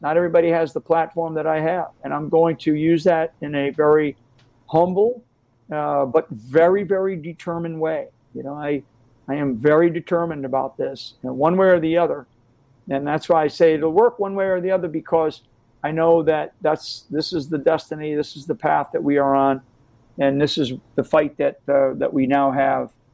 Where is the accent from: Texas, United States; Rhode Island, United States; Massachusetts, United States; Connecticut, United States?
Rhode Island, United States; I'm a I'm an Irish Catholic kid from from uh, the state of Rhode Island